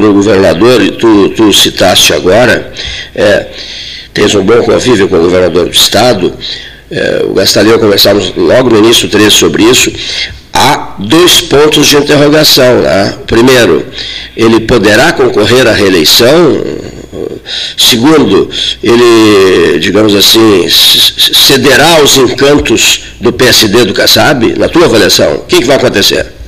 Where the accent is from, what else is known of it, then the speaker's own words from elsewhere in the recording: Fazenda Minuano, Rio Grande do Sul, Brazil; eu passei toda a minha juventude lá na Fazenda Minuano, quilômetro 120